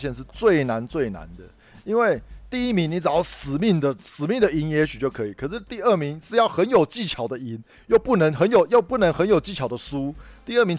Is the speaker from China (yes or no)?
no; northern Taiwan, Taiwan; 我北部人最常去的当然就是六福村